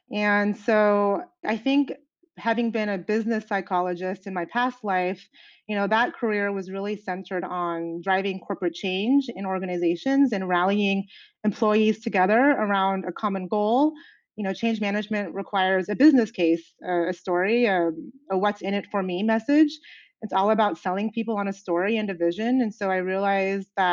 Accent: Seattle, Washington, United States; moved away as an adult; now in Switzerland; I'm from Seattle, even though right now I live in Switzerland, and I hadn't been back to the Northwest since I moved.

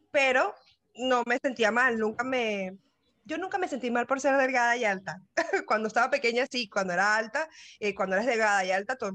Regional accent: Caracas, Capital District, Venezuela; now in Uruguay; la primera vez que tomé un avión internacional fue cuando me fui de Venezuela, que emigré para acá, para Uruguay. Y, mm, nací, em, mm, en, Caracas, sí

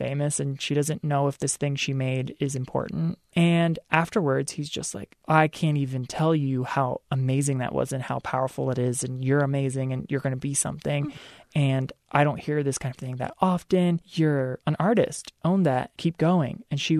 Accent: Maryland, United States; moved away; also born or lived in England; the Eastern Shore of Maryland, my home state.

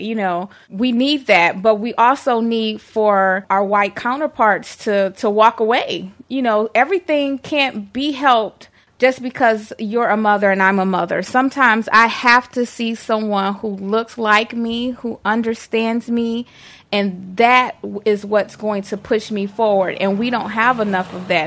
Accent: Detroit, Michigan, United States; I'm from the east side of Detroit.

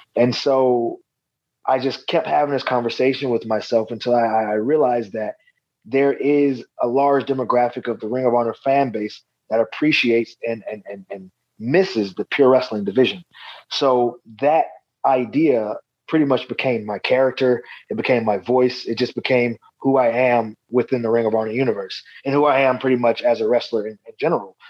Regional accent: Atlanta, Georgia, United States; my hometown here in Atlanta, Georgia.

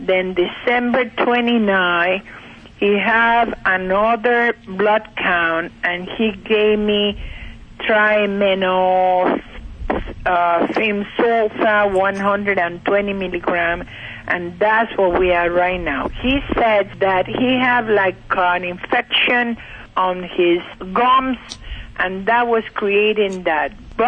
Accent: Cuba; now in Bushkill Falls, United States; I'm in Pennsylvania, Bushkill Falls.

